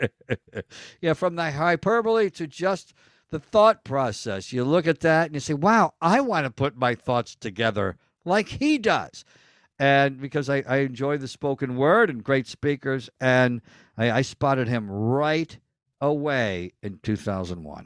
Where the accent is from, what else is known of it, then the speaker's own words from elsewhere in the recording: Elmira, New York, United States; now in Hollywood, United States; I'm from Elmira, New York